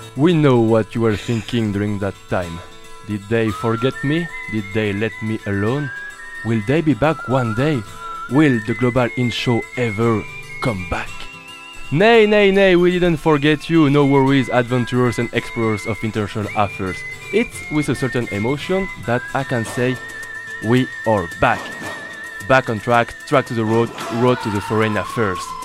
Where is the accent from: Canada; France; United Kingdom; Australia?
France; accent: French; English is a second language; my French accent